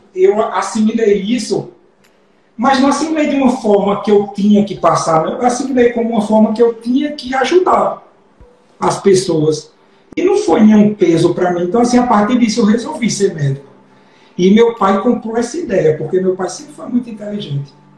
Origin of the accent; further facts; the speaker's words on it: interior of Paraíba, Brazil; eu sou do interior da Paraíba, né? Eu, meus pais são assim, meu pai não sabe ler, minha mãe é dona de casa, então no interior da Paraíba estudava escola pública